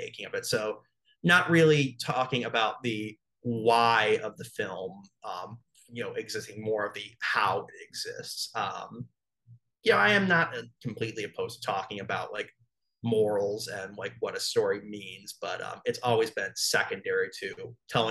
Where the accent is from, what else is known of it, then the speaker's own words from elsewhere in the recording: Buffalo, New York, United States; moved away; I'm from Buffalo, New York originally